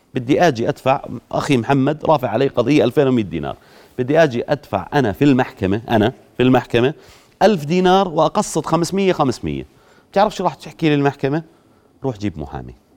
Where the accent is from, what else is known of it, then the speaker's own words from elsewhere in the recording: Jordan; عندنا في الاردن